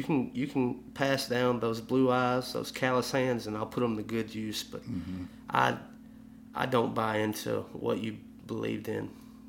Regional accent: the South, United States; when someone learns about that I'm from the South

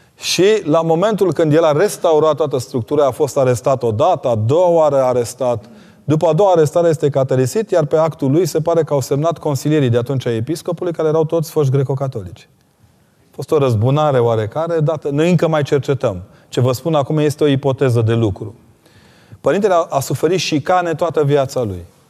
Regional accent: Transylvania, Romania; Eu sunt un ardelean convertit de olteni

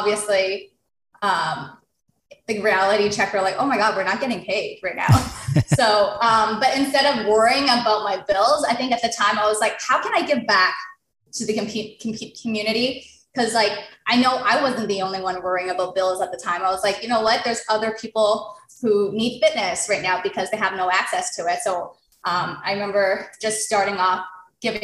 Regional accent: Toronto, Ontario, Canada; I was born and raised in Toronto

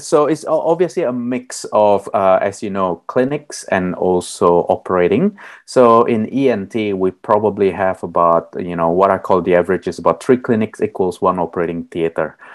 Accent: Melbourne, Victoria, Australia; I'm from Narum, Melbourne, uh, the land of the Wurundjeri people

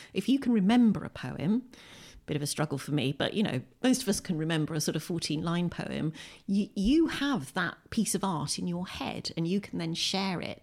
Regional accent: Windsor, South East England, United Kingdom; moved away as an adult; also born or lived in Bradford, West Yorkshire; now in Lewes, United Kingdom; I was born in Windsor, in Berkshire, in nineteen sixty-two. And, uh, I grew up in Windsor

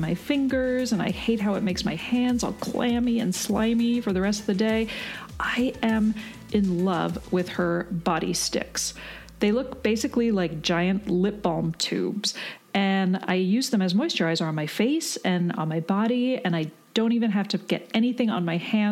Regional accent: Canada; also born or lived in British Columbia; I'm from Canada, and I actually lived in BC for a bit

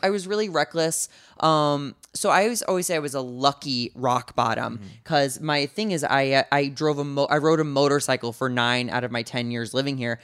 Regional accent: St. Louis, Missouri, United States; From St. Louis, Missouri, um, kind of like a lower middle class family

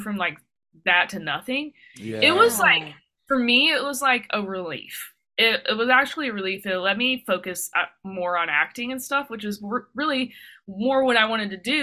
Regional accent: Dayton, Ohio, United States; I'm from Dayton, Ohio

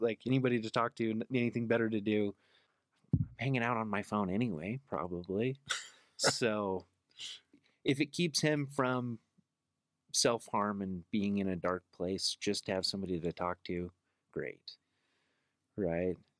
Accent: Salt Lake City, Utah, United States; also born or lived in Magna, Utah; born and raised in Salt Lake

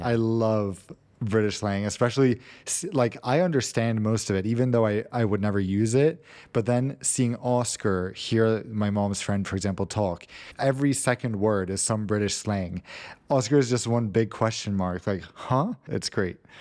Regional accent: United States; moved away; as an American

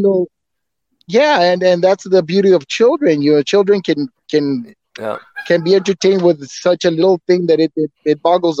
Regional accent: New York, United States; Well, I'm from El Barrio. I'm from El Barrio.

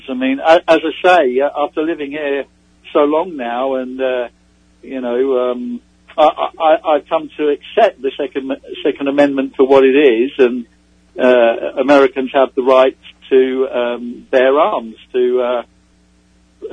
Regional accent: England, United Kingdom; moved away as an adult; now in United States; I'm English

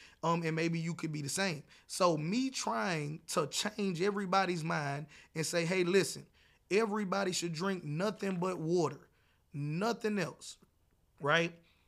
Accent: the South, United States; No matter how much you try to convince me that because I'm from the South, I should eat this way, I don't want to.

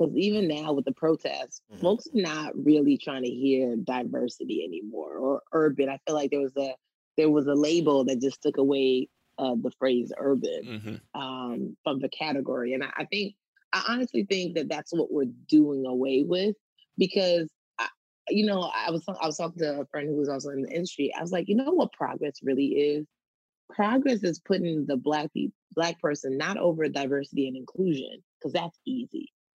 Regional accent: Nigeria; especially being Nigerian, we're always taught to be better than, like, whoever's our competitor.

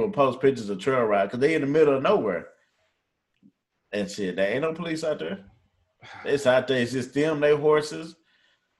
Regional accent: Texas, United States

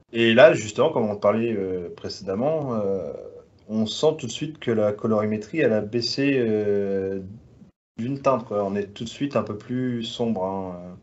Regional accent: France; je suis français

